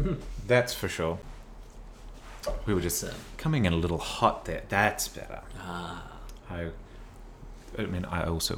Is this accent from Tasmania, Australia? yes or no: yes; Tasmania, Australia; moved away; also born or lived in Melbourne; when I was growing up in Tasmania